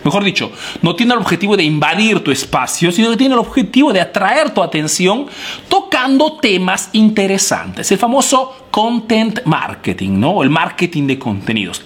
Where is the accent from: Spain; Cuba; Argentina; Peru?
Peru; now in Italy